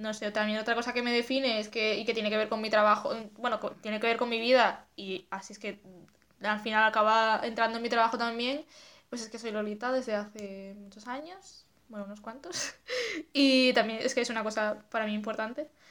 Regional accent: Asturias, Spain; moved away as an adult; now in Madrid, Spain; soy de Asturias y vivo en Madrid desde hace, pues no sé si tres años ya

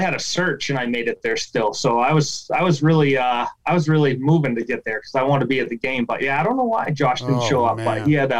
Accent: Maine, United States; a lot of people don't think I'm from Maine because they think I have an accent from Pennsylvania or something. But I don't have as much of a crazy Maine accent. Like every now and then you'll hear it come out.

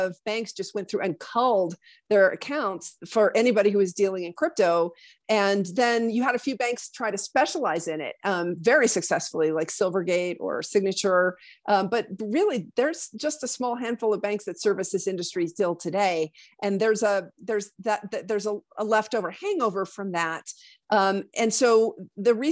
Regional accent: Laramie, Wyoming, United States; moved away; also born or lived in New York City area; I'm from Laramie

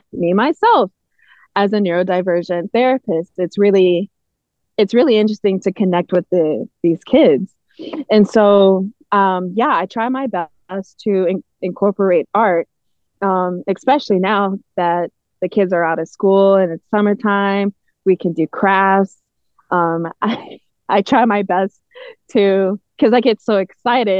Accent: Naperville, Illinois, United States; I'm from Naperville

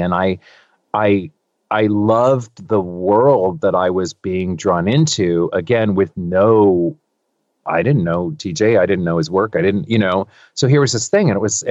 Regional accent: California, United States; I'm from California. I was born and raised here

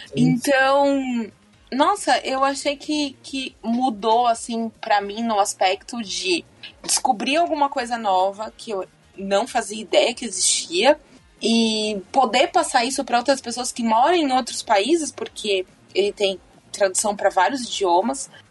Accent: Brazil; moved away; a gente como brasileiro

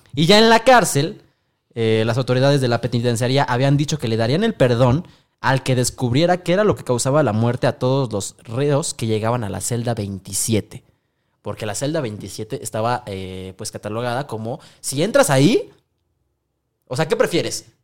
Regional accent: Mexico; todos los mexicanos

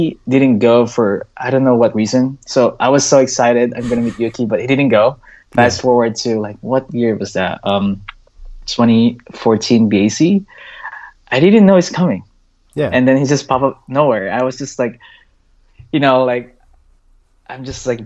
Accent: Philippines; now in United States; We grew up together in the Philippines. We both moved here too

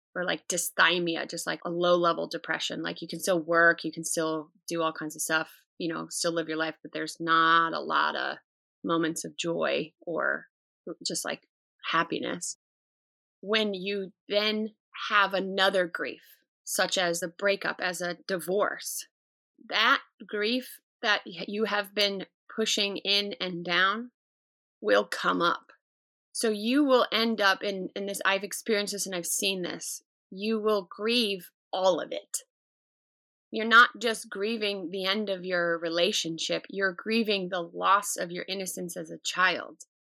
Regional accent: United States; as an American culture

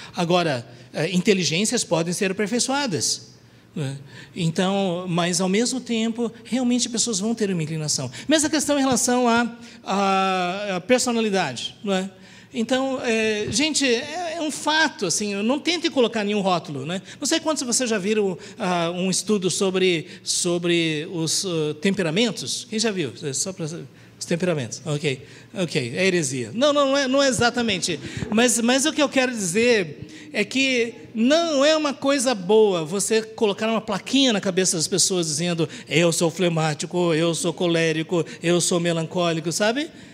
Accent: Brazil; eu sou descendente de japoneses, mas eu nasci no Brasil, eu falo português

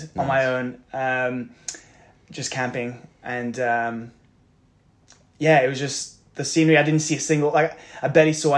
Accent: Luxembourg; now in Victoria, Canada; Born and raised in Luxembourg

